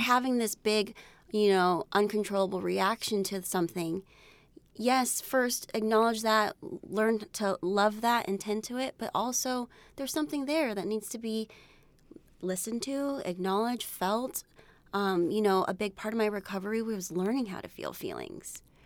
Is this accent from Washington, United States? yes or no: no; San Jose, California, United States; I grew up in San Jose, California, and, um, my parents immigrated here from the Philippines